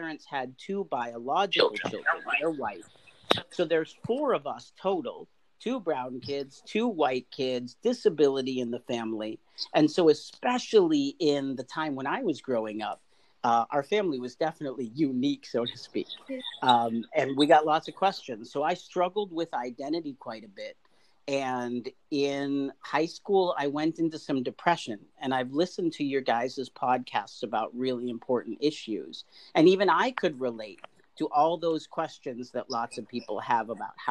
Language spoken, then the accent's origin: English; Boston, Massachusetts, United States; also born or lived in India / St. Louis; I grew up in Boston, Massachusetts